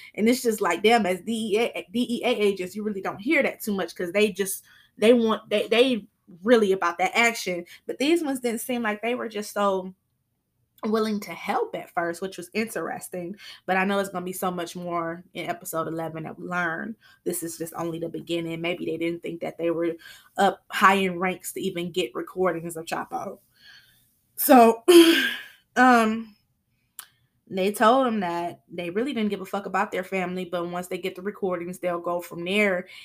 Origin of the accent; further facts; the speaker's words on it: Flint, Michigan, United States; They are from my hometown